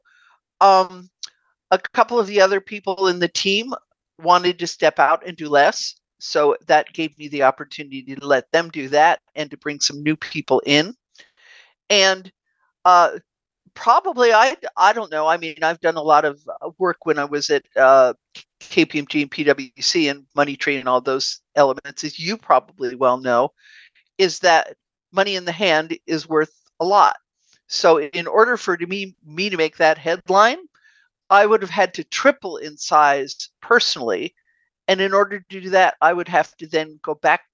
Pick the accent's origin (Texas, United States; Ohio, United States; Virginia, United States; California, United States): California, United States; Bay Area; where I grew up in the Bay Area